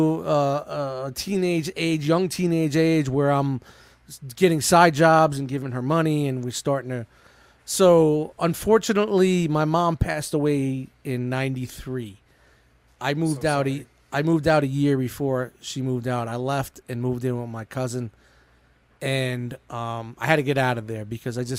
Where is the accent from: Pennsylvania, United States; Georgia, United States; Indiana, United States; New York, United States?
New York, United States; New York City; now in New Jersey, United States; I grew up in Brooklyn. I grew up in Canarsie, which was, at the time, heavily mobbed up